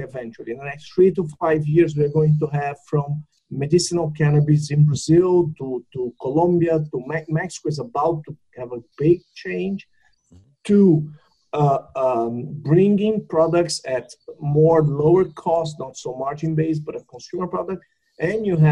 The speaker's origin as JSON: {"language": "English", "country": "Canada", "said": "I'm from Canada"}